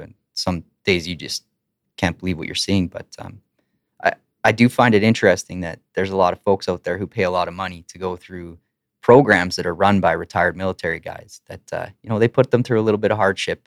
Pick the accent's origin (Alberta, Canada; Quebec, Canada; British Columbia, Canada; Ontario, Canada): Alberta, Canada; Lacombe; also born or lived in Ponoka, Alberta; now in Edmonton, Canada; I grew up in Lacombe and Pinoka